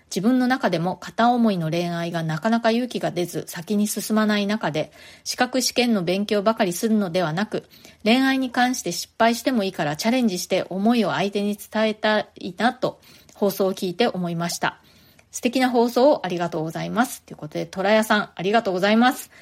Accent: Japan; moved away as an adult; now in New York, United States; 私も一人で祖国を離れてアメリカにやってきた

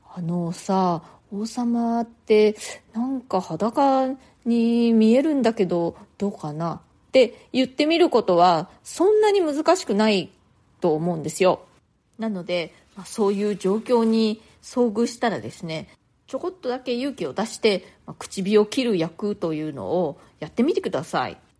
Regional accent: Japan; moved away as an adult; now in New York, United States

